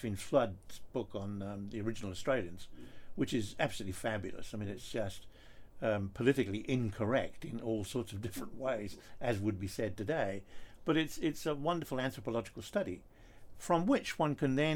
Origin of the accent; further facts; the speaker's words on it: England, United Kingdom; I was in school in England